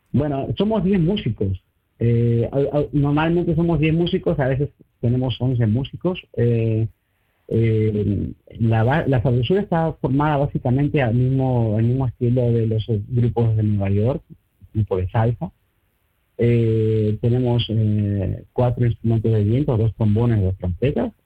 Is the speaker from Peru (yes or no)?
yes; Peru; moved away as an adult; now in Breda, Netherlands; cuando yo estaba en Perú, pues crecía de pequeñitos con mis amigos del barrio, con los compañeros del colegio